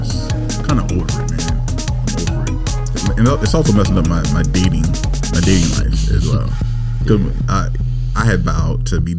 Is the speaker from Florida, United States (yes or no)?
yes; Tampa, Florida, United States; But from freaking Florida. So I'm from Tampa.